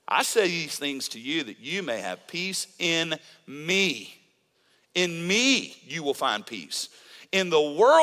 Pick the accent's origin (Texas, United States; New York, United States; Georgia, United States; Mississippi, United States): Mississippi, United States; I'm from Mississippi